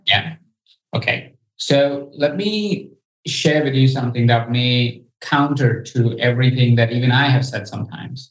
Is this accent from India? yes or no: yes; India; I come from India